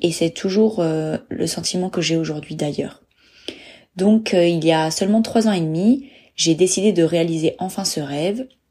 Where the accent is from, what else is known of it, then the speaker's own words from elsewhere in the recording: Bordeaux, Nouvelle-Aquitaine, France; moved away as an adult; also born or lived in Dublin; je suis née en France, à Bordeaux. J'ai grandi à Bordeaux, j'ai fait mes études à Bordeaux.